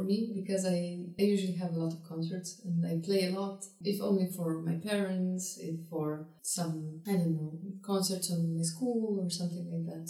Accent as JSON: {"language": "English", "town": "Ljubljana", "country": "Slovenia", "said": "I'm from Slovenia, from the capital of Ljubljana. I'm there finishing high school, currently fourth year, and I'm 18 years old."}